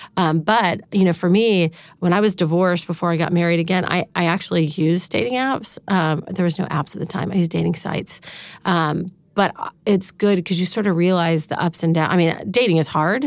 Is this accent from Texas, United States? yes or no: yes; Dallas, Texas, United States; moved away as an adult; also born or lived in California; I grew up in Dallas, Texas